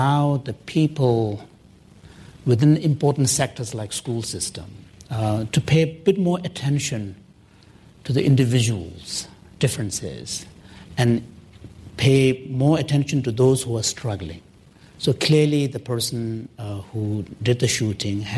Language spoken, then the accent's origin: English; Canada; I'm a Canadian, I live next door neighbor.